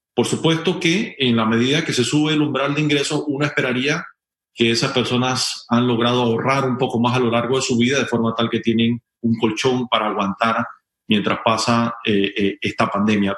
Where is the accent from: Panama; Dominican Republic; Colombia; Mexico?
Panama; todos somos ciudadanos y panameños